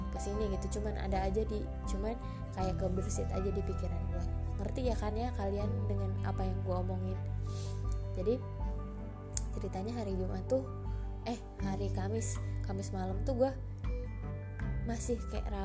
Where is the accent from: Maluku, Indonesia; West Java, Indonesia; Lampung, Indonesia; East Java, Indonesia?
Lampung, Indonesia; sebelumnya gue dari Lampung gue dari Jak dari Lampung nih gue ke Jakarta dulu